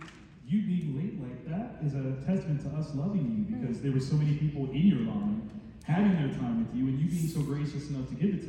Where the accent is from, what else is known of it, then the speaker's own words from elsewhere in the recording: Ohio, United States; I'm from Ohio